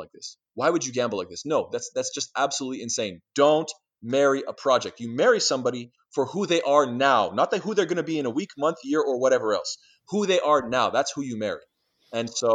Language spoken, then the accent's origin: English; Canada; I'm Canadian